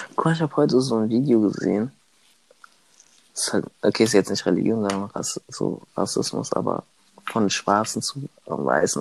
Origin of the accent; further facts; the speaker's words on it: Germany; Ich bin hier in Deutschland aufgewachsen